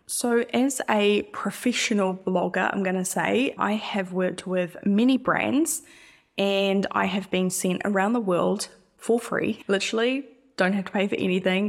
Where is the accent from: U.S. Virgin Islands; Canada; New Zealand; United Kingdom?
New Zealand; I'm not Australian, by the way. I'm an, I'm a Kiwi.